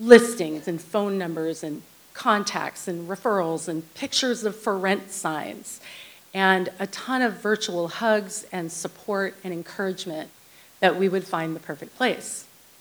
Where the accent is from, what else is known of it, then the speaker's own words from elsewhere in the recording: Santa Barbara, California, United States; now in Ojai, United States; I'm born and raised in Santa Barbara